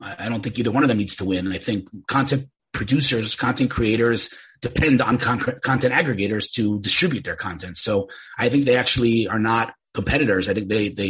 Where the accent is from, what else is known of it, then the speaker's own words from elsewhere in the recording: New York, United States; now in Israel; I'm from New York originally, moved to Israel 30 years ago, found myself working in the tech industry here in Israel